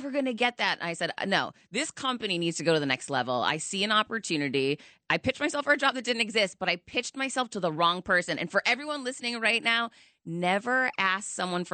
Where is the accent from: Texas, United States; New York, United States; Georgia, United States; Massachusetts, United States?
Massachusetts, United States; Worcester; now in Miami, United States; Worcester, Massachusetts.